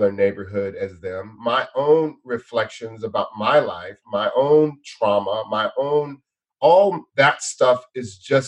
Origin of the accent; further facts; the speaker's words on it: outside of Los Angeles, Southern California, United States; I grew up outside of Los Angeles, outside in Southern California